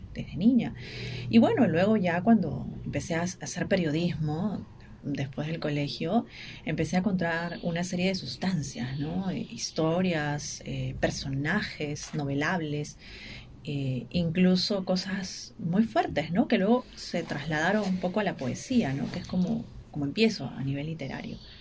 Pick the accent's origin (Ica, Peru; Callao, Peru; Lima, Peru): Ica, Peru; vengo de Ica, que es la tierra de Valdelomar, que es nuestro principal poeta